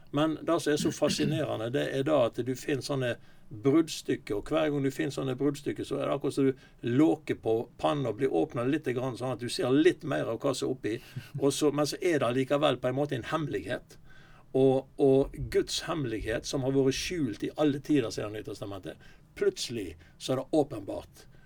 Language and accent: Norwegian; Osterøy, Vestland, Norway; now in Sotra, Norway; Jeg er fra Osterøy, jeg bor på Sotra nå